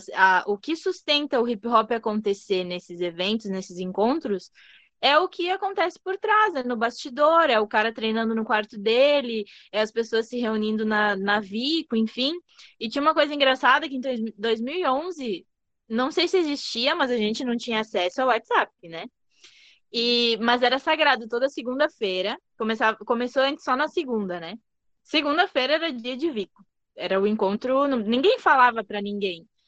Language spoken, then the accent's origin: Portuguese; São Borja, Rio Grande do Sul, Brazil; now in Bento Gonçalves, Brazil; Eu sou natural de São Borja, que é tipo interior do interior do estado do Rio Grande do Sul, divisa com a Argentina já. Então, em 2009 eu me mudei para cá com a minha família, enfim. E aí ainda tava, tinha 11 anos